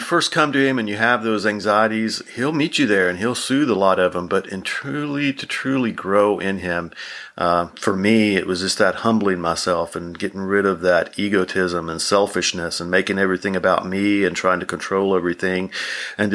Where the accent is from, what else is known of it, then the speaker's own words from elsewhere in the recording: Tennessee, United States; moved away; also born or lived in Texas; So I grew up in Tennessee, lived in Texas.